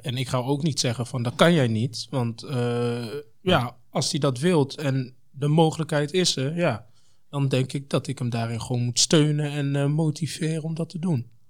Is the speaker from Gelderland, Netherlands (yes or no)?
yes; Apeldoorn, Gelderland, Netherlands; also born or lived in Congo; omdat ik ook gewoon uit Apeldoorn kom